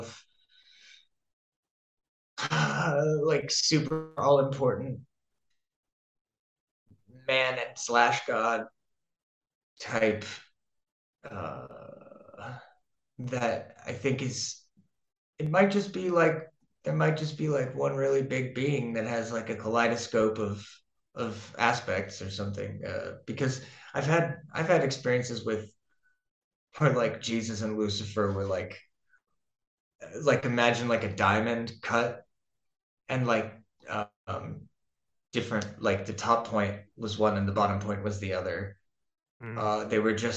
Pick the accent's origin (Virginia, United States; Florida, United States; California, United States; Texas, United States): Florida, United States; now in Denmark; I'm from Florida.